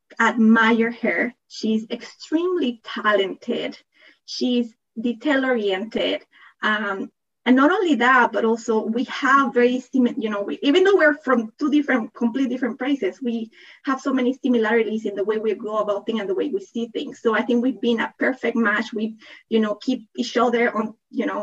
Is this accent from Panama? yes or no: yes; Panama; accent: thick accent; English is a second language; also born or lived in Toronto, Canada / Netherlands; now in California, United States; I am originally from Panama. That's why I have that thick accent